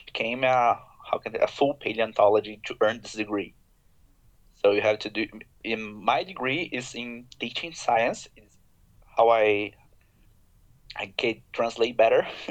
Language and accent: English; Brazil; English is a second language; also born or lived in Curitiba, Paraná, Brazil; I'm from Brazil, and my university, of course, is here in Brazil, the state of Paraná, and the city of Curitiba